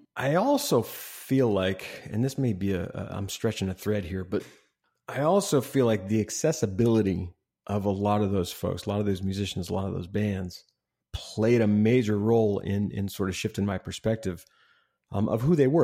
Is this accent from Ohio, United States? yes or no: yes; Ohio, United States; I grew up in Ohio